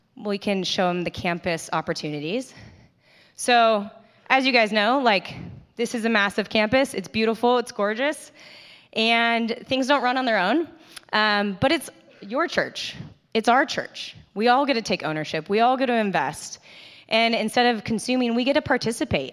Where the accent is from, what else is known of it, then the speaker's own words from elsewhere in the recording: Carlsbad, California, United States; I grew up in Carlsbad. I'm, grew up right down the street, grew up in this church.